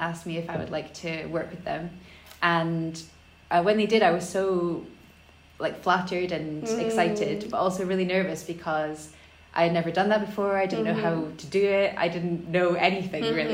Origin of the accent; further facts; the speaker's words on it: Elgin, Scotland, United Kingdom; I grew up in Elgin, which is in the northeast of Scotland